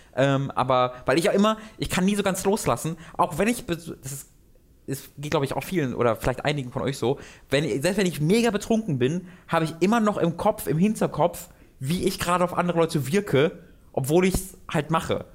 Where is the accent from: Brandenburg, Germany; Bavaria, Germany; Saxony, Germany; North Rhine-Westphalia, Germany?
North Rhine-Westphalia, Germany; Tönisberg; Tönisberg, wo ich herkomme